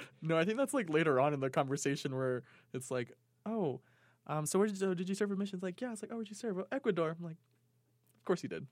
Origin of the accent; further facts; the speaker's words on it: New York, United States; moved away as an adult; now in Provo, United States; Growing up in New York, I, I, they were, they were every types of people like